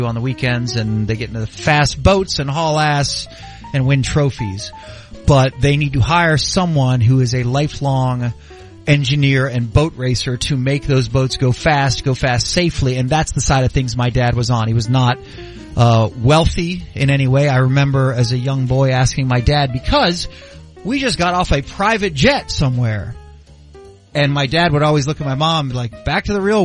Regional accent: Hollywood, Florida, United States; I was born in May of 1976 in Hollywood, Florida

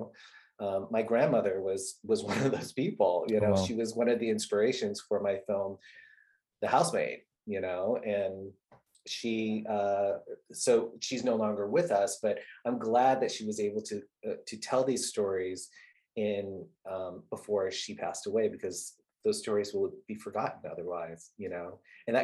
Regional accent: Southern California, United States; moved away as an adult; also born or lived in Saigon, Vietnam; now in New York City, United States; I was born in Saigon and I grew up in Southern California

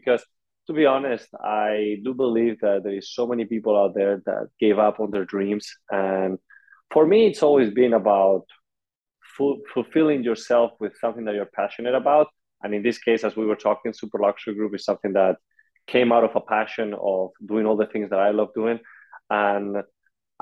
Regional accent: Madrid, Community of Madrid, Spain; moved away as an adult; now in United States; I come originally from Madrid, Spain

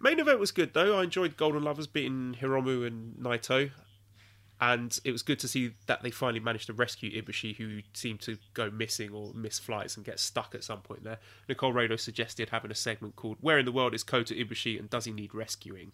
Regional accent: England, United Kingdom; moved away; an Englishman

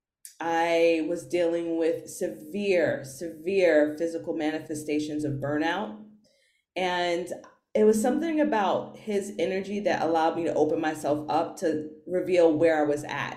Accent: New York City, New York, United States; I'm from New York City

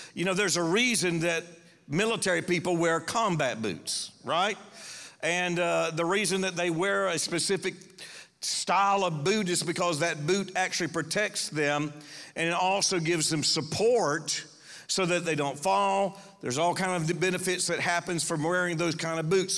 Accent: Panama City, Florida, United States; I was raised here. This is my hometown, Panama City.

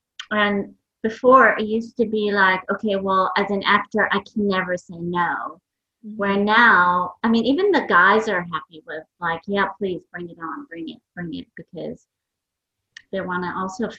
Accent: New York, United States; English is a second language; also born or lived in Iran; So I was born in Iran. We left Iran in 1979, moved to New York. For me, it was quite traumatic because I didn't know English.

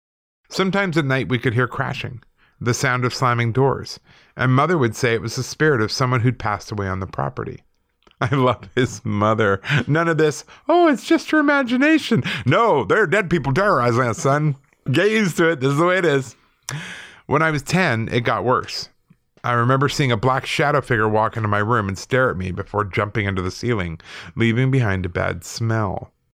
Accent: South Dakota, United States; also born or lived in Chicago; My whole life has been a mess of paranormal activity, both here in South Dakota where I grew up and in Chicago where I went to school. I'm of Native American heritage and a firm believer in the paranormal.

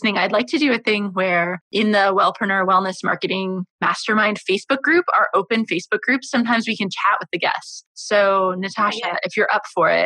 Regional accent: United States; I grew up in America

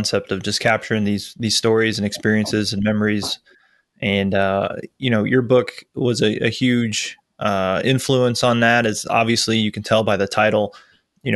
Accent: Tampa, Florida, United States; moved away; I'm from Tampa. Yep, Tampa, Florida

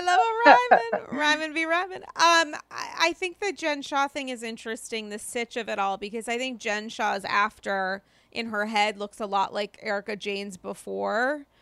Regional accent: Rhode Island, United States; now in New York City, United States; I'm from Rhode Island

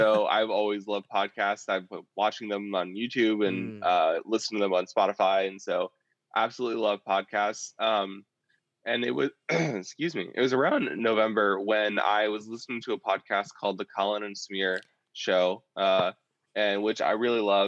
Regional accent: Indiana, United States; I came back in August to my hometown of Indiana

